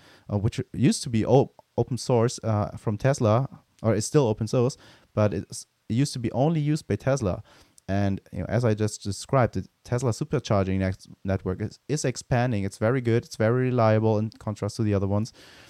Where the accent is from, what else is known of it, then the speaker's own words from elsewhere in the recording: Germany; near my hometown where I grew up, they're also building one because it's also next to the Autobahn.